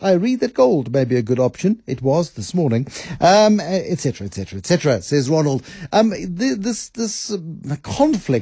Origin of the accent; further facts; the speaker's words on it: South Africa; we're South African